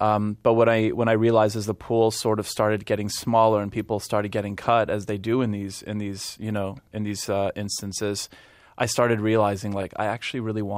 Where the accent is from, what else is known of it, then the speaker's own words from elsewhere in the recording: Montreal, Quebec, Canada; first language Polish; English is a second language; moved away as an adult; also born or lived in West Virginia; now in New York, United States; whether it's Vancouver, Toronto, Montreal, especially Montreal, because that's where I'm from.